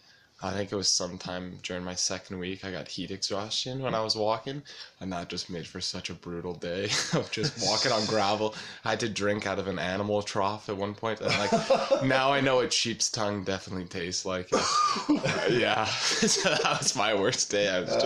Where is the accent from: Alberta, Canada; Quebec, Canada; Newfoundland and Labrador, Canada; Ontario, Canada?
Alberta, Canada; 20 years old from Alberta, Canada.